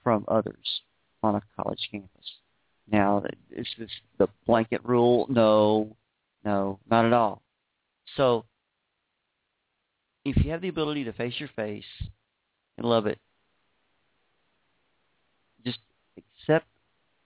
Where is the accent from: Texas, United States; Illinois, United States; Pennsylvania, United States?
Texas, United States; Beaumont; also born or lived in Houston, Texas; Beaumont, Texas is where I was raised.